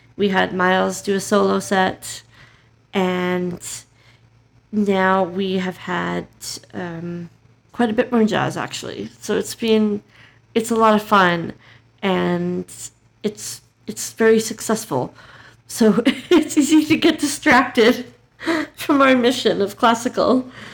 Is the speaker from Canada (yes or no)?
yes; Calgary, Alberta, Canada; We're both from Calgary